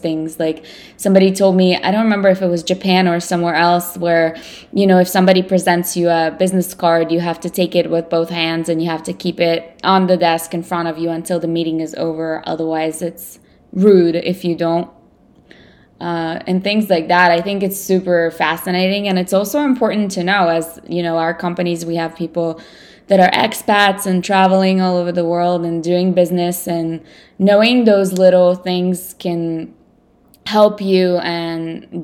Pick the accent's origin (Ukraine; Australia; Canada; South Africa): Ukraine; first language Russian; English is a second language; now in United States; And I was born in the Ukraine, but I'm a native Russian speaker.